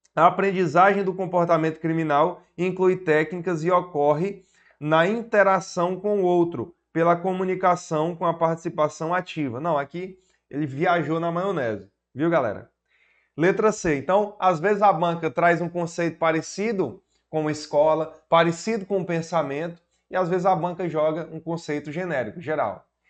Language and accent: Portuguese; Piauí, Brazil; Sou do Piauí, professor para concursos públicos há basicamente sete anos